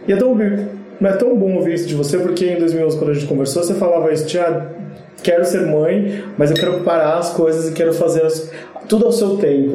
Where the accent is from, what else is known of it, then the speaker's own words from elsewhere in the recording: Santos, São Paulo, Brazil; eu sou de Santos